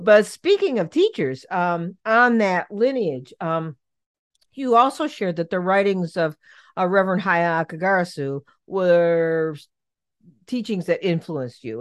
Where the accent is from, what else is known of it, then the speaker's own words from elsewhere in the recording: Cleveland, Ohio, United States; I'm from Cleveland, and so I'm a big Cleveland fan